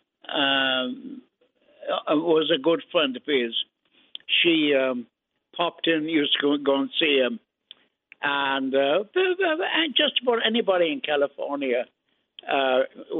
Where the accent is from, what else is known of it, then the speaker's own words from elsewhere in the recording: Ireland; moved away as an adult; also born or lived in Brooklyn, New York, United States; now in United States; I was born in Brooklyn, but we went to Ireland after that.